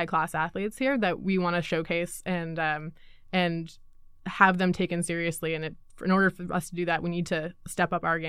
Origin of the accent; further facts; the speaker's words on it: Winnipeg, Manitoba, Canada; like I'm fairly new to the Atlantic provinces. I'm originally from Winnipeg.